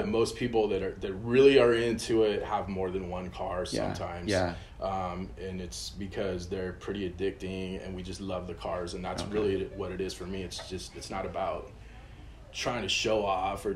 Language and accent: English; Claremont, California, United States; also born or lived in Pomona; I was born in Pomona. I grew up in Claremont, which is this city right above Pomona